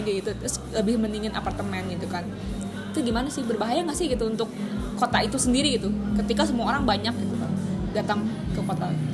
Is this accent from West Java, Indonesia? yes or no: yes; Bandung, West Java, Indonesia; gue sebagai orang Bandung